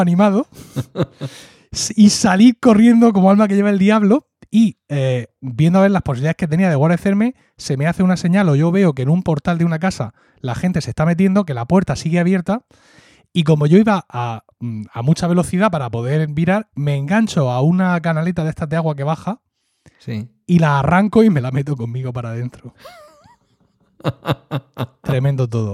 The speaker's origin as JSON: {"language": "Spanish", "town": "Murcia", "region": "Region of Murcia", "country": "Spain", "tie": "born or raised there", "also_born_or_lived": "Blanca", "accent": "Murcian (Valle de Ricote / Blanca)"}